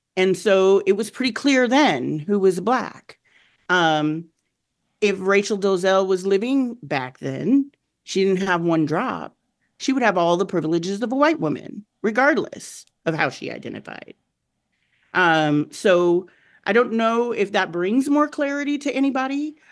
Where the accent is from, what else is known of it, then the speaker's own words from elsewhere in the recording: Southern Arizona, United States; moved away; I came from Southern Arizona, um, where it was a large, um, Latino population, Mexican population in particular. I grew up with Mexicans